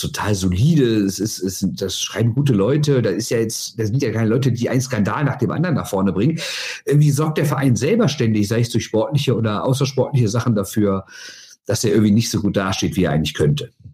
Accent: Düsseldorf, North Rhine-Westphalia, Germany; als Düsseldorfer

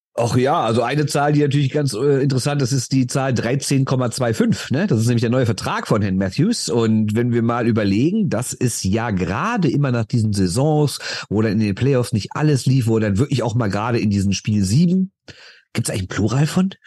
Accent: Düsseldorf, North Rhine-Westphalia, Germany; Ich bin aus Düsseldorf

